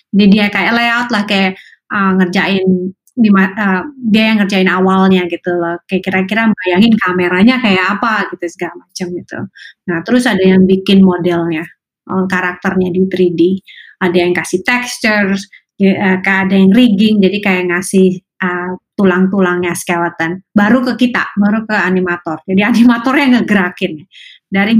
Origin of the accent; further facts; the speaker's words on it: Indonesia; moved away as an adult; now in United States; saya besar di Indonesia